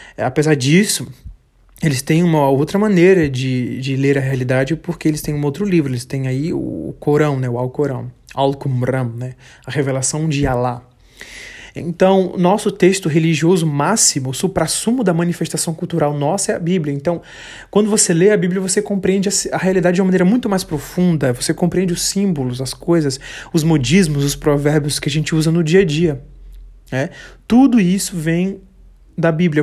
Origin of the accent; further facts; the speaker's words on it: Bahia, Brazil; eu sou é, baiano, mas não sou só baiano. Eu moro no sul da Bahia